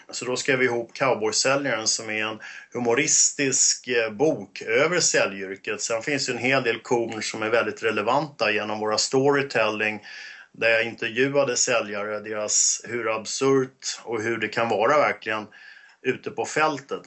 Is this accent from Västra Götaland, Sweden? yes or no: no; Stockholm, Stockholm County, Sweden; accent: 08 (Stockholm dialect); also born or lived in Åkersberga; Jag är 08, jag är söderkis så att absolut, det reflekterar ju min Eh, 08-dialekt, så att eh, uppväxt på Söder